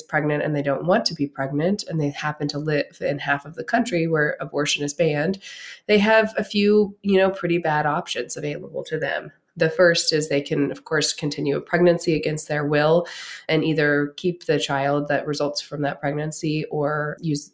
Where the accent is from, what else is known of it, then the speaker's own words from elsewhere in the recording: Pennsylvania, United States; my home state, Pennsylvania